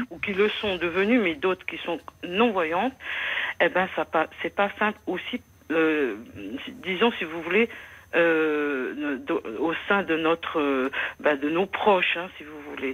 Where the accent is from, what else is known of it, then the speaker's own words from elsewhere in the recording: Moselle, Grand Est, France; je suis de la Moselle